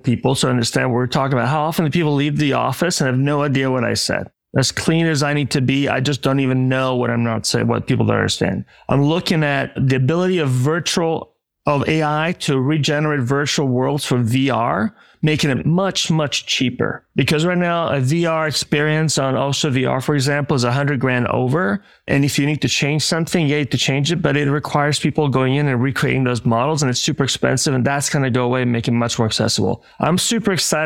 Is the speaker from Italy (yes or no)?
yes; Italy; now in United States; in Italy, my home country